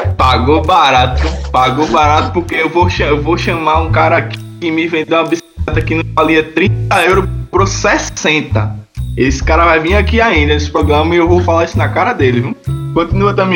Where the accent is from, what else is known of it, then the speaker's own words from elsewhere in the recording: Northeast Region, Brazil; moved away; eu sou nordestino